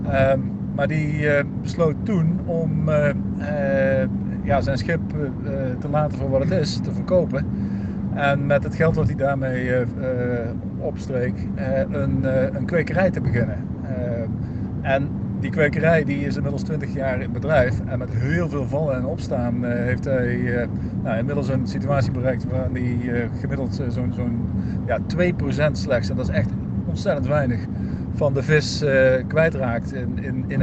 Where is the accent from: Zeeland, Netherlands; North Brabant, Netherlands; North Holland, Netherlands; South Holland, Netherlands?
Zeeland, Netherlands; Als wij als Zeeuwen niet het, het allerbeste voorbeeld geven wat je kunt bedenken.